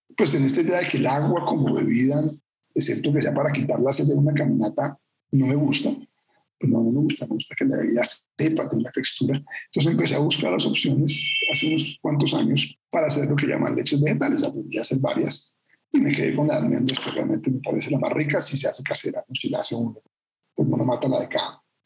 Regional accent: Bogotá, Colombia; Yo soy bogotano

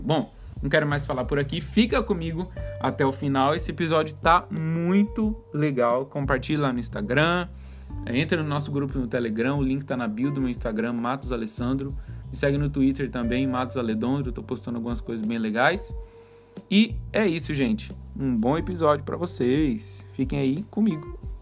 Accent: Campo Grande, Mato Grosso do Sul, Brazil; now in São Paulo, Brazil; eu sou de Campo Grande, Mato Grosso do Sul. E lá em Campo Grande, eu morava do lado de uma mata

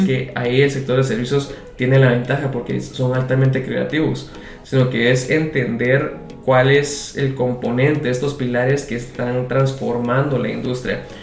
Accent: Guatemala; como guatemalteco

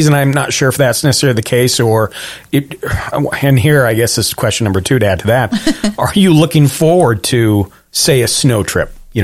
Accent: Washington, United States; moved away as an adult; now in Utah, United States; We're from Washington State originally

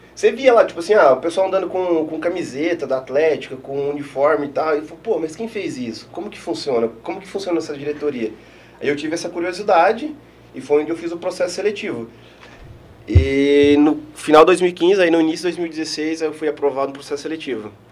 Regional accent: Eldorado, Mato Grosso do Sul, Brazil; moved away as an adult; also born or lived in Itaquiraí, Mato Grosso do Sul; now in Marechal Cândido Rondon, Brazil; nasci em Itaquiraí, sou natural de Itaquiraí, e morei a minha vida toda em Eldorado, até antes de vir pra cá

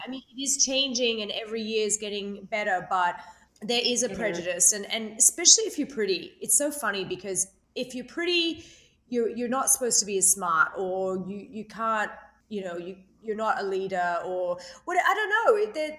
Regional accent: Australia; You know, I came from Australia.

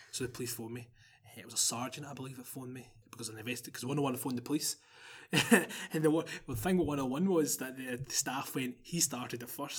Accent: Glasgow, Scotland, United Kingdom

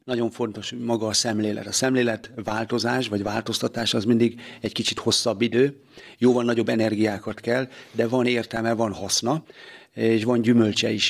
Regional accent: Vonyarcvashegy, Zala, Hungary; én oda születtem, Bonyarcasegyre

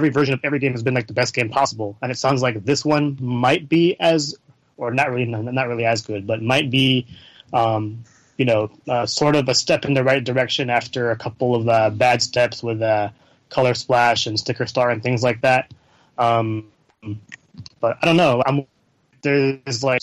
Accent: Bay Area, California, United States; I'm from the Bay Area

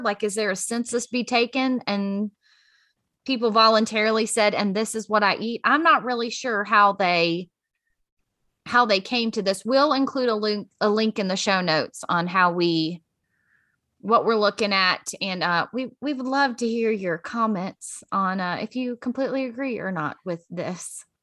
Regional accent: Virginia, United States; I'm born and raised in Virginia

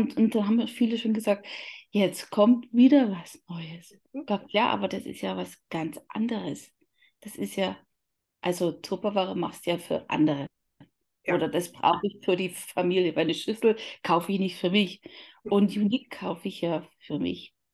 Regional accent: Upper Palatinate, Bavaria, Germany; komme aus Oberfichtach, das liegt in der Oberpfalz

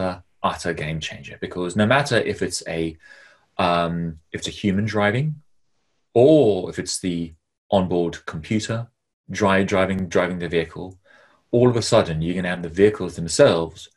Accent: South Africa; growing up in South Africa

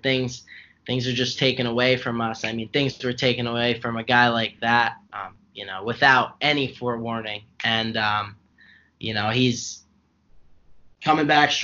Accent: New Jersey, United States; I'm New Jersey born and bred.

